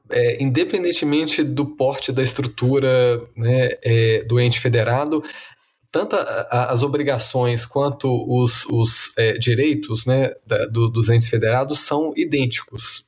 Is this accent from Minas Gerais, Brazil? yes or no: yes; Minas Gerais, Brazil; moved away; governador do meu estado natal